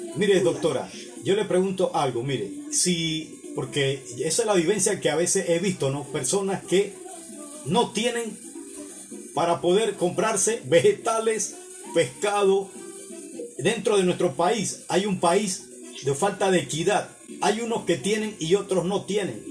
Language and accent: Spanish; Panama; mis conciudadanos panameños